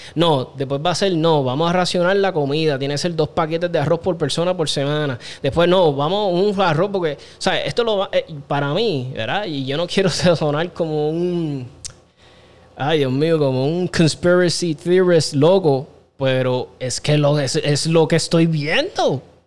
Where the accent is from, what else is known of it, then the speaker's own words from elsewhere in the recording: Aguas Buenas, Puerto Rico; Yo soy criado en Aguas Buenas, desde los, yo creo desde los 9, 10 años, 8, me crié en Aguas Buenas hasta los 23 que me fui